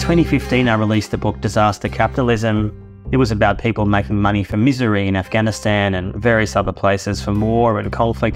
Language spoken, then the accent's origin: English; Australia; I grew up in Australia in the 1970s